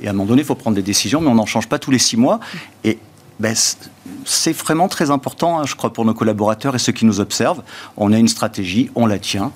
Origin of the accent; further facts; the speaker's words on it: southern France, France; chez nous, dans le Sud